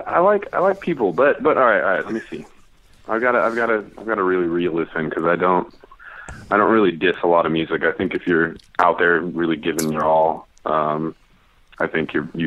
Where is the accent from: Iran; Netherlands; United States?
United States; Sacramento, California; from Sacramento.